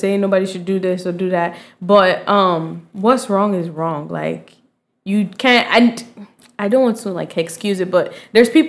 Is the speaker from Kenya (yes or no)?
no; Nigeria; I'm Nigerian